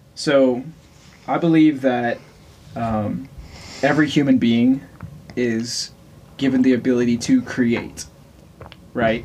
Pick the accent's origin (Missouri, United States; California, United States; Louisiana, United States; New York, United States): Louisiana, United States; now in Wichita, United States; originally, I am from Louisiana